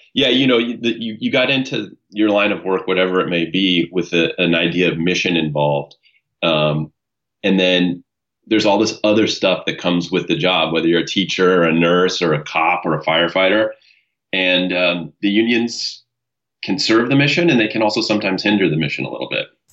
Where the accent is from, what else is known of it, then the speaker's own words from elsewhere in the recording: San Diego, California, United States; now in Ventura, United States; I was born in San Diego, California. Um, my, uh, my parents divorced when I was pretty young, and um, I grew up primarily with my mother